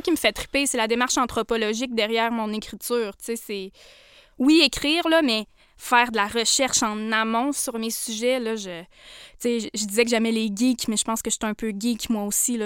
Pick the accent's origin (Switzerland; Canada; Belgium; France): Canada; Portneuf-sur-Mer, Quebec; Je viens de la Côte-Nord